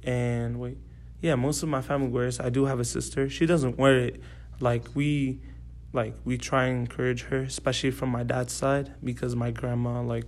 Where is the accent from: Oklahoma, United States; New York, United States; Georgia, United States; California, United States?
Georgia, United States; Atlanta; also born or lived in Dallas, United States / Saudi Arabia; So I was born in Dallas. I lived there for 2 years, the first 2 years of my life. Then I came here to Atlanta, Georgia. I stayed here when I was 6, and then I moved to Saudi for 10 years.